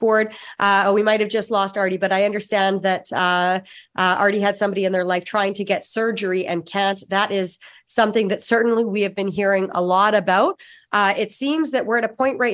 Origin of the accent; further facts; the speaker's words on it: Saskatchewan, Canada; I'm from Saskatchewan